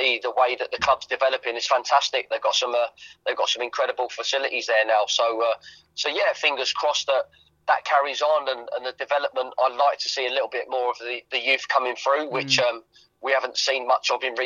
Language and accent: English; Watford, East of England, United Kingdom; it was where I grew up.